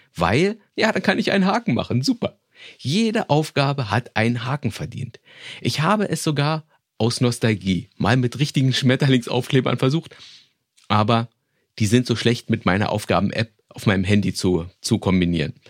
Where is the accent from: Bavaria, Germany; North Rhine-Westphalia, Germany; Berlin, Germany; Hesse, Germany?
Berlin, Germany; meine Vorschule in Berlin, wo ich groß geworden bin